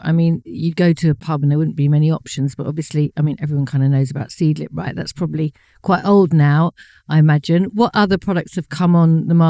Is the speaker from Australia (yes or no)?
no; United Kingdom; as a British Gen X who lived through the 90s